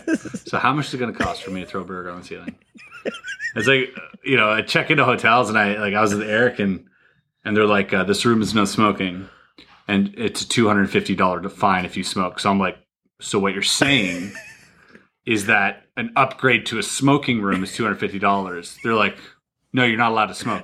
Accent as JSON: {"language": "English", "country": "Canada", "said": "I'm Canadian"}